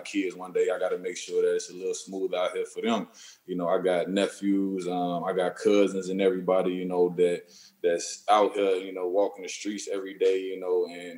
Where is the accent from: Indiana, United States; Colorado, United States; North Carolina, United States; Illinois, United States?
Illinois, United States; Chicago; I'm from Chicago